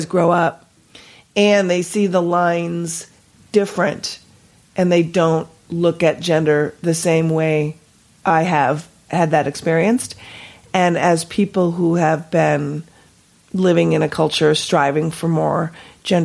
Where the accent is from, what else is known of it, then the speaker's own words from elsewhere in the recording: Minnesota, United States; I was born and raised in Minnesota.